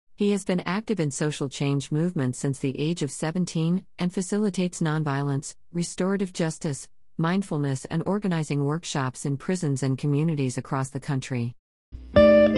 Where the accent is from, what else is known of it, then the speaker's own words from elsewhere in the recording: Japan; My home country of Japan